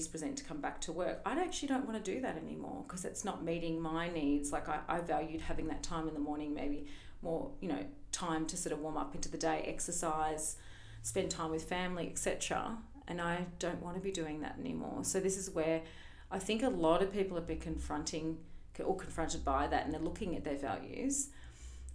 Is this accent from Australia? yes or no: yes; Melbourne, Victoria, Australia; moved away; I'm actually from Melbourne originally.